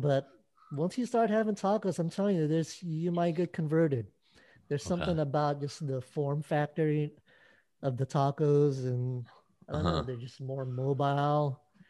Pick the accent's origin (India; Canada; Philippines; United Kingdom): Philippines; As a Filipino, I've kind of become a taco expert.